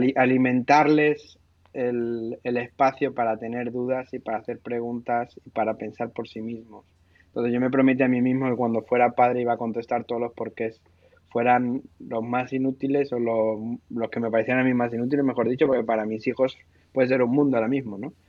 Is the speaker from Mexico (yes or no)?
no; Seville, Andalusia, Spain; Y yo que he, crecido en el, en el, sur, entre diferentes sitios, pero he crecido en Sevilla y me siento bastante sevillana eh, y andaluz